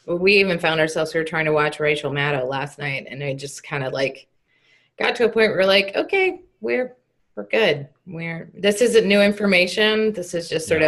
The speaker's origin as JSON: {"language": "English", "region": "Texas", "country": "United States", "tie": "born or raised there", "also_born_or_lived": "Nashville", "moved": "as an adult", "said": "growing up in Texas and coming back to Texas, I lived in Nashville for a few years"}